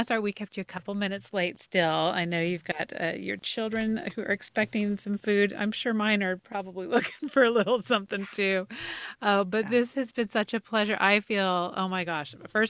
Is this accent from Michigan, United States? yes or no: no; Southern Idaho, United States; I grew up in Southern Idaho, so not too far from Salt Lake, just straight up from Salt Lake, about 3 hours. But my parents are both from Chicago.